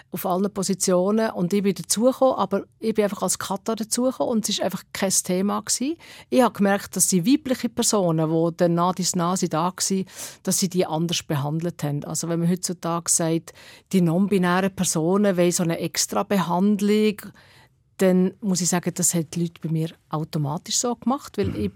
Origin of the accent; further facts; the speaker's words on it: Switzerland; du hast als Schweizer Act musst halt äh, schauen, ob du noch Platz hast